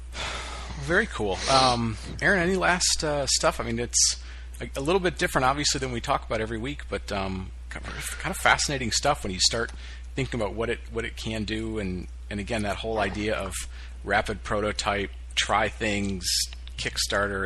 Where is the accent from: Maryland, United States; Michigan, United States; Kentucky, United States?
Michigan, United States; Detroit; I grew up around Detroit